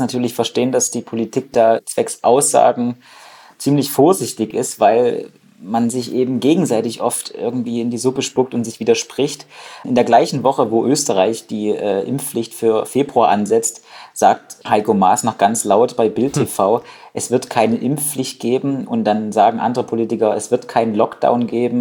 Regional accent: Saxony, Germany; ich komme ja aus Sachsen

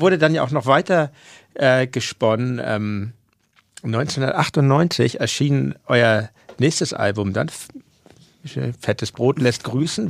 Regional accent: Hamburg, Germany; als Hamburger

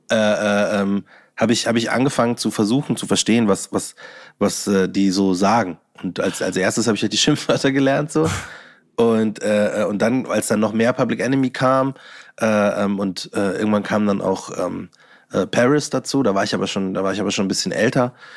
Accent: Bavaria, Germany; ich bin Bayer, egal was ihr sagt oder was ihr gerne hättet, dass ein Bayer ist oder wie ein Bayer ausschaut, so ich bin's

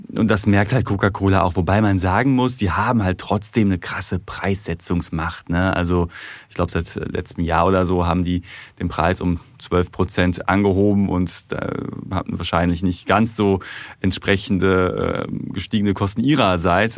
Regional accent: Ruhr area, North Rhine-Westphalia, Germany; ich komme aus dem Ruhrgebiet

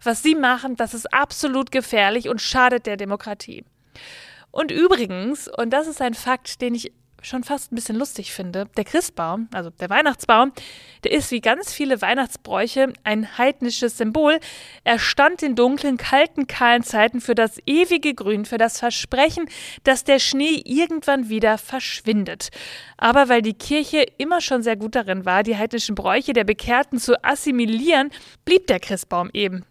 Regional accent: Bavaria, Germany; Ich komme ja aus Bayern

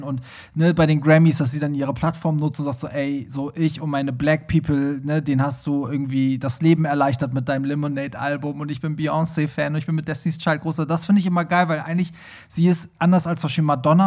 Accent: Hamburg, Germany; Ich komme ja auch aus Hamburg Bramfeld, also wir mhm. haben die mhm. gleichen Roots

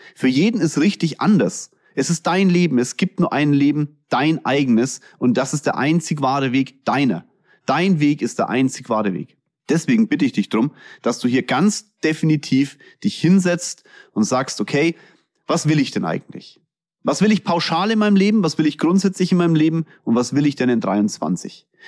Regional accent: Kulmbach, Bavaria, Germany; accent: Franconian; ich komme aus Kulmbach.

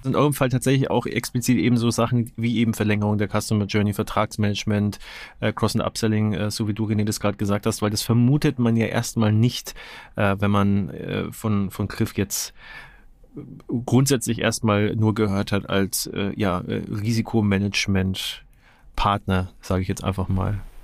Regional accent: Nuremberg, Bavaria, Germany; ich bin in Nürnberg geboren und äh, größte Zeit meines Lebens auch ansässig gewesen

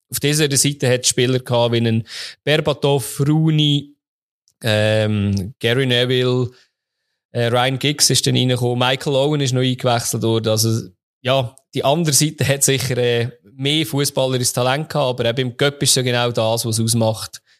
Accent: Switzerland; bei uns in der Schweiz

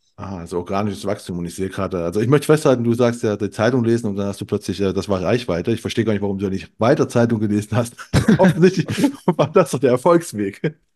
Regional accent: eastern Germany, East Germany, Germany; moved away; ich bin aus dem Osten

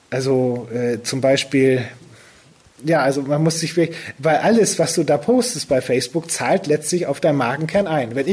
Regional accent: Lower Saxony, Germany; Ja, also ich komme aus der Ecke von Cuxhaven, aus einem kleinen Dorf.

